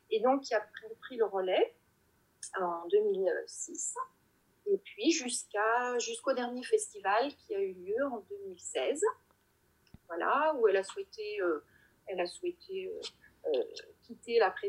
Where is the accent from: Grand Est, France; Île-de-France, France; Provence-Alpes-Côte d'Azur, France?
Grand Est, France; Nancy; mais je suis native de Nancy. Et donc, après une petite année en Martinique, je suis revenue euh, en Lorraine.